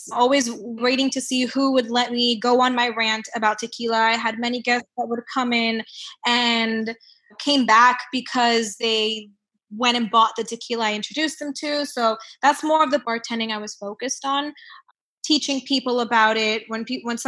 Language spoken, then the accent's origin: English; Miami, Florida, United States; moved away; also born or lived in Melbourne, Australia; living in Miami, growing up in Miami